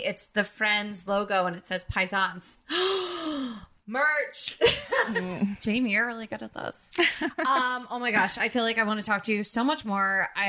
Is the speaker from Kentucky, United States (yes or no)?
no; New Jersey, United States; also born or lived in California; I think I never had one because I grew up in New Jersey. But then when I was six or seven, we moved to California.